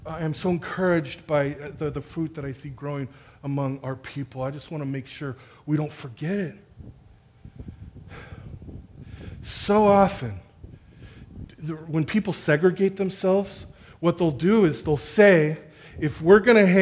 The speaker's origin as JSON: {"language": "English", "town": "National City", "region": "California", "country": "United States", "moved": "as an adult", "lives_now": "Escondido, United States", "said": "I'm from National City, closer to downtown, where everybody's from somewhere else"}